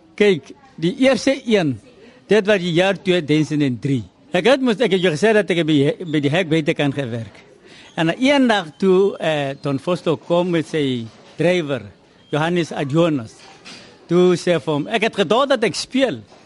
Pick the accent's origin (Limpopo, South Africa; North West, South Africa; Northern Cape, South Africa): Northern Cape, South Africa; Kimberley; first language Tswana; Afrikaans is a second language; moved away as an adult; also born or lived in Transvaal; ek het groot geword in Kimberley.